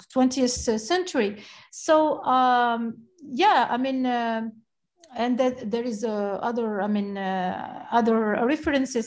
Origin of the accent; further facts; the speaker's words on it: Algiers, Algiers Province, Algeria; I grew up in Algiers and even though in Algiers I grew up inside the museum